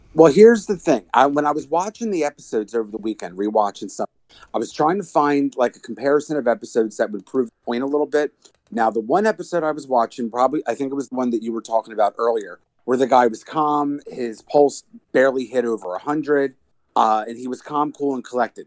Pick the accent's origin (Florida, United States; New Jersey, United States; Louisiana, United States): New Jersey, United States